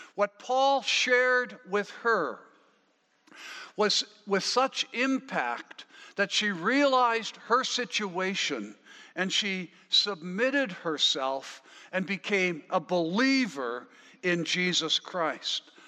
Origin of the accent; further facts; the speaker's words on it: Wetaskiwin, Alberta, Canada; also born or lived in Killam, Alberta; now in Abbotsford, Canada; I might say Wetaskiwin or I was born in Killam, I might say. Uh, but that's not where I live now. I live now in Abbotsford.